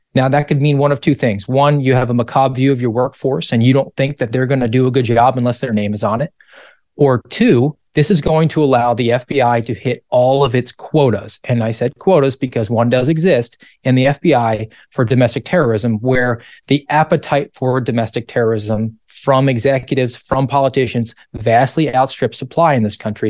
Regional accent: Savannah, Georgia, United States; I'm from Savannah, Georgia

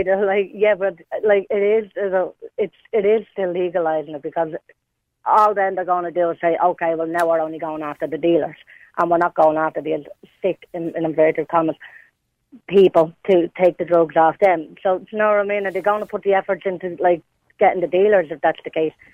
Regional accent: Dublin, Leinster, Ireland; I grew up in Ballymun, like all through my teenage years

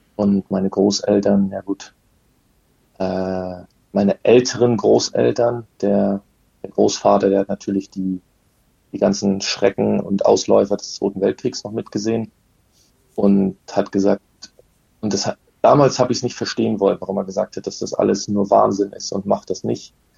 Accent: Rügen, Mecklenburg-Vorpommern, Germany; Wir kommen auch beide von der Insel Rügen

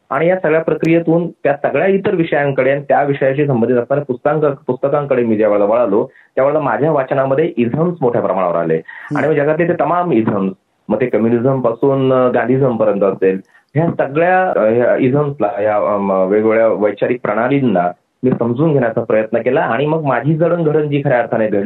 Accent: Vaijapur, Maharashtra, India; माझा जन्म इकडे औरंगाबाद जिल्ह्यामध्ये वैजापूर म्हणून जो तालुका आहे तिथला आणि तेच माझं गाव देखील आहे

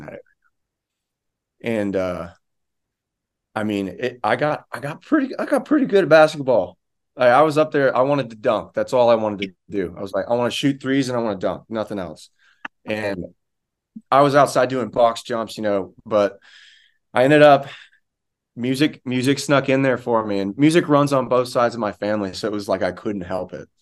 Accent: rural Florida, United States; I'm from Florida

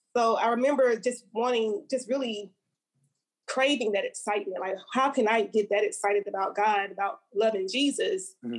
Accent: Montgomery, Alabama, United States; I'm from Montgomery, Alabama, mm-hmm. born and raised, um, proudly

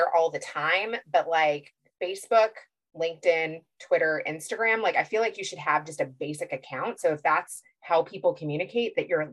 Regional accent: Kentucky, United States; I grew up Jewish in Kentucky

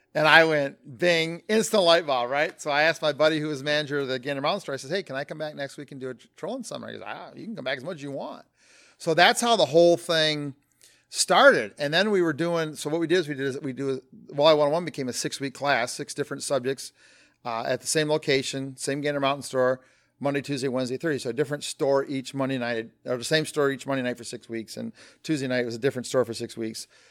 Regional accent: Flint, Michigan, United States; born and raised in Flint, Michigan.

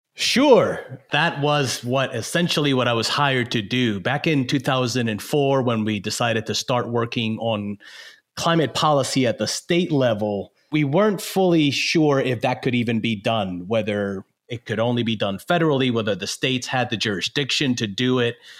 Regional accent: Puerto Rico; moved away as an adult; also born or lived in Michigan / New Orleans; growing up in Puerto Rico

